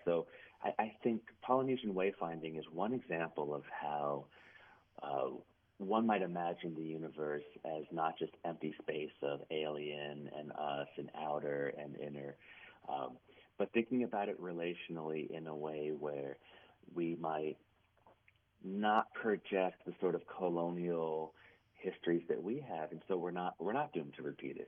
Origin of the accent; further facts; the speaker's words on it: Cincinnati, Ohio, United States; moved away as an adult; also born or lived in Maine; now in Brunswick, Maine, United States; I'm in Maine now at Bowdoin College, but I'm born and raised in Ohio into my 20s from the Cincinnati area